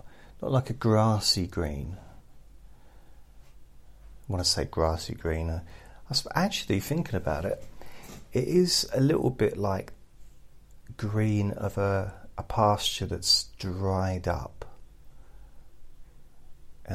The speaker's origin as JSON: {"language": "English", "region": "England", "country": "United Kingdom", "said": "as an English person"}